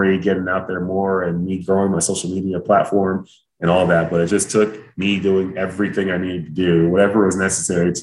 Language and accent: English; Dallas, Texas, United States; originally I'm from Dallas, Texas, and both of my parents are immigrants from Nigeria